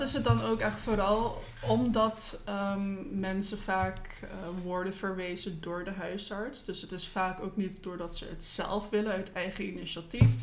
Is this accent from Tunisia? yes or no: no; Curaçao; also born or lived in Netherlands; ik kom oorspronkelijk uit Curaçao. Daar ben ik geboren en getogen.